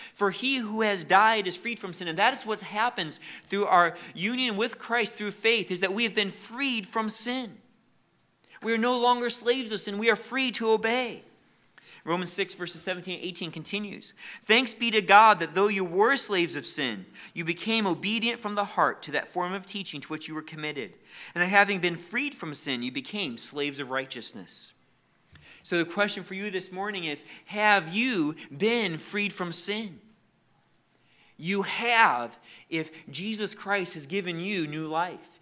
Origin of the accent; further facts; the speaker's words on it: United States; We are very thankful for the freedoms we have as Americans.